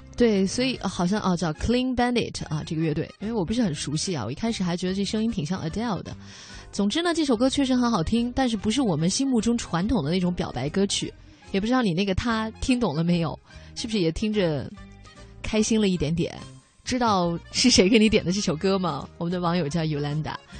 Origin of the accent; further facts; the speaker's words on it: China; 我们中国的小孩儿